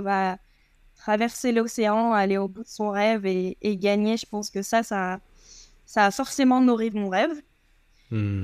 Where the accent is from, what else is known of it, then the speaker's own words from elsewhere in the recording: Guadeloupe; also born or lived in Marseille; je suis né à Marseille et quand j'avais 3 ans, euh, mon papa a eu une opportunité professionnelle en Guadeloupe